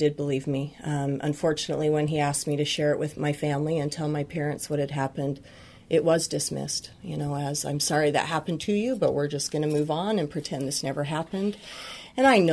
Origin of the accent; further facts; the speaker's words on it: Utah, United States; I grew up in Utah